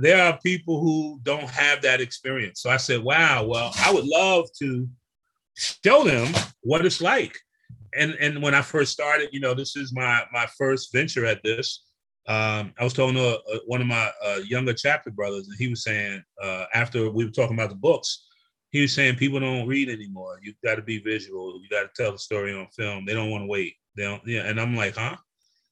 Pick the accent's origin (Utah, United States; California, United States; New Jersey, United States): New Jersey, United States; East Orange; moved away as an adult; also born or lived in Hampton, Virginia; I grew up in East Orange, and East Orange is probably 88% Black for the size.